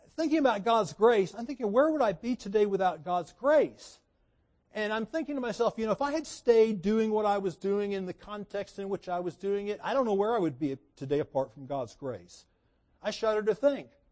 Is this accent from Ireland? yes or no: no; United States; I grew up in America